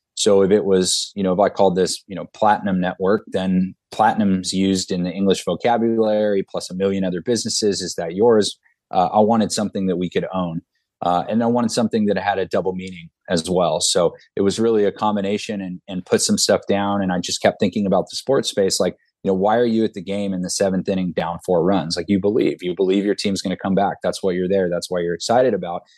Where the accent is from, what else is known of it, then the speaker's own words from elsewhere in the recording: Southern California, United States; I'm from Southern California